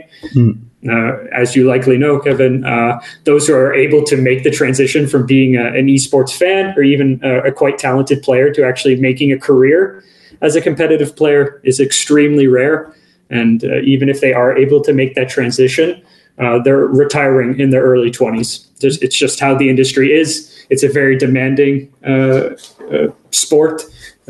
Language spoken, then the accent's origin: English; Canada; now in Kajaani, Finland; I'm originally from Canada, so I have that sort of North American perspective as well.